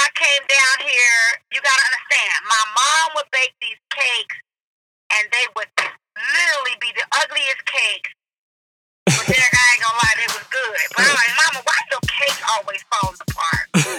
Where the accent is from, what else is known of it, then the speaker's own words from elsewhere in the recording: California, United States; We were raised in seven kids of us in their union. We were raised in Lexi Terrace, California, packed town.